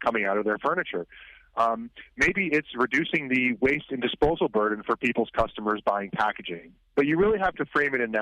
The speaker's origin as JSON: {"language": "English", "region": "Vermont", "country": "United States", "tie": "born or raised there", "moved": "yes", "lives_now": "Troy, United States", "said": "I grew up in Vermont"}